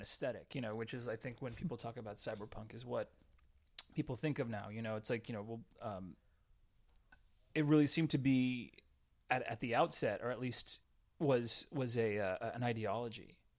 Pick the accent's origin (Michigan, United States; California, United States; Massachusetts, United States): California, United States; Southern; I grew up in Southern California, um, like in in a small town, it's about 30, 30 miles east of San Diego.